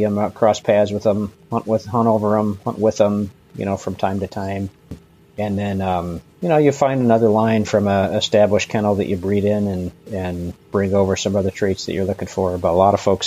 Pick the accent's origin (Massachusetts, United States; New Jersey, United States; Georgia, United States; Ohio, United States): Ohio, United States; Cleveland; I grew up in Northeast Ohio, kind of suburban, kind of on this outer fringe of suburban Cleveland, Ohio